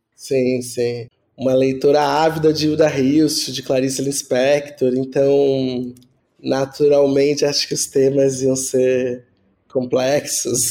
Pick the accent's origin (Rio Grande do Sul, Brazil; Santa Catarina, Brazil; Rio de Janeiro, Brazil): Rio de Janeiro, Brazil; now in São Paulo, Brazil; venho do Rio de Janeiro, de uma família pobre, do subúrbio